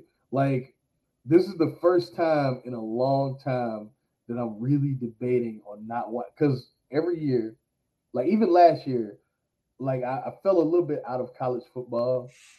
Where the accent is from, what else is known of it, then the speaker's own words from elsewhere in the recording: Newport News, Virginia, United States; I was born in Newport News, Virginia.